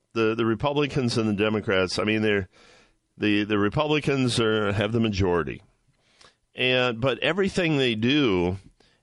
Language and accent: English; Ohio, United States; my home state of Ohio